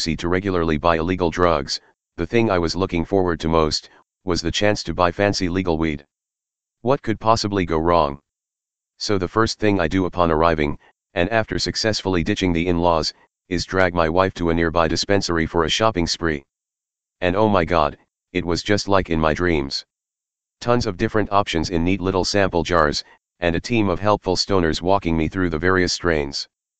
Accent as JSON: {"language": "English", "region": "England", "country": "United Kingdom", "said": "The next day when I woke up, I realized the best thing I could do, as an Englishman, was just live with the lie for the rest of my short stay in this house"}